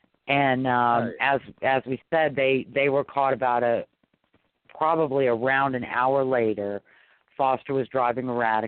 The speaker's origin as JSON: {"language": "English", "region": "Louisiana", "country": "United States", "said": "I'm from Louisiana."}